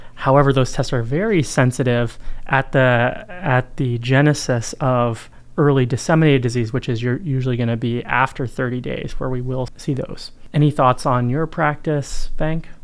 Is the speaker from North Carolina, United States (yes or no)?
yes; North Carolina, United States; I'm from North Carolina